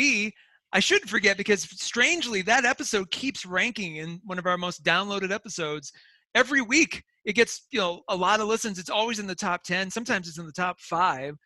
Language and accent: English; Wall, South Dakota, United States; moved away; it's a town of 800 people. So the infection rate is at this moment probably negligible, although we have one of the biggest tourist stops in the country